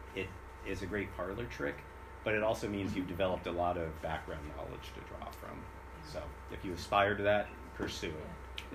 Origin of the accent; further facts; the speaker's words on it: California, United States; a Californian